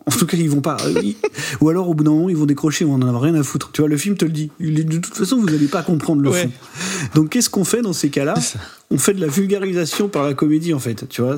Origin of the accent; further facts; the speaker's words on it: France; en tant qu'Européens, en tant que Français